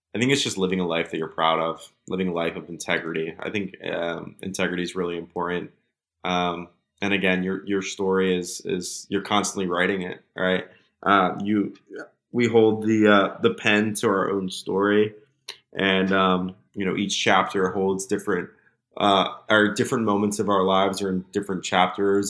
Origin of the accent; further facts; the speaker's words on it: United States; my privilege of just being an American citizen